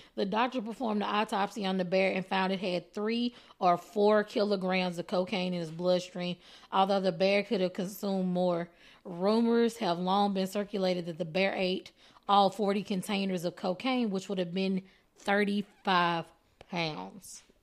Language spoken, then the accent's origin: English; Texas, United States; I am Texan